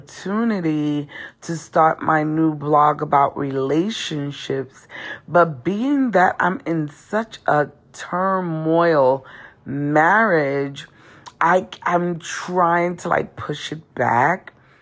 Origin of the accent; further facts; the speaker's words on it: New York City, New York, United States; moved away as an adult; now in North Carolina, United States; coming from Brooklyn, New York